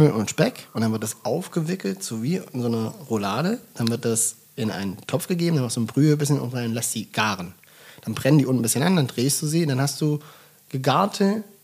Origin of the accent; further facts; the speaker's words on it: Swabia, Germany; ich komme aus dem Schwabenland.